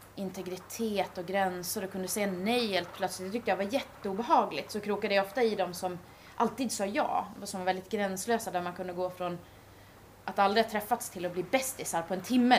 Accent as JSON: {"language": "Swedish", "town": "Gävle", "region": "Gävleborg County", "country": "Sweden", "said": "jag kommer från Gävle"}